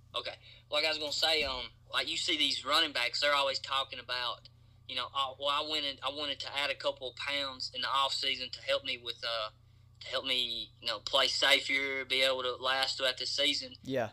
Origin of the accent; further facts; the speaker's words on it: Clay County, Kentucky, United States; I'm from Clay County, Kentucky